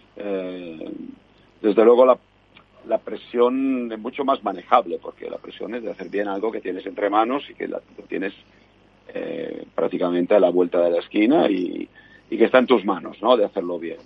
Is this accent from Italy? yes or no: yes; Italy; soy italiano